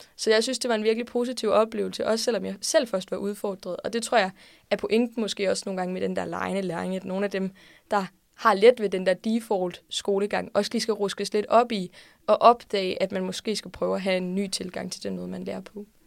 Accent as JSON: {"language": "Danish", "town": "Odense", "region": "Southern Denmark", "country": "Denmark", "said": "jeg kommer fra Odense"}